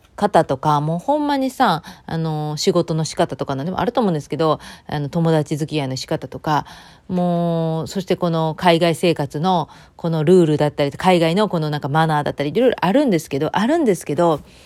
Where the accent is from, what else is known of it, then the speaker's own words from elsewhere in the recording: Japan; moved away; 日本の方は秋の運動会とか、また私の地元だったら秋祭りとかあって